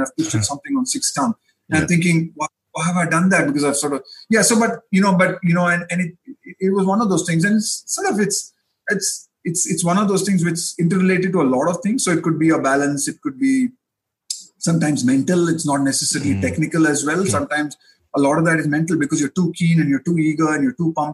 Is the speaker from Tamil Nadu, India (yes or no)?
no; Bangalore, Karnataka, India; I grew up in Bangalore in Karnataka